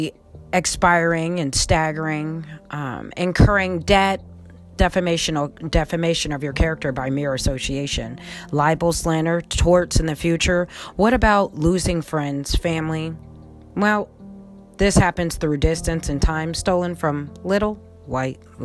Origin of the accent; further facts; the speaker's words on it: Colonie, New York, United States; also born or lived in Albany, New York; I was born in Albany, New York, grew up in the suburbs of Colony, New York